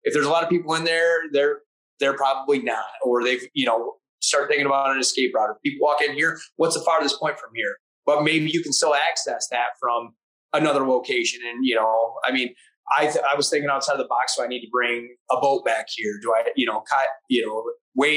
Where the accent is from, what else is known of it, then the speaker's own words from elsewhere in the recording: Michigan, United States; in my home state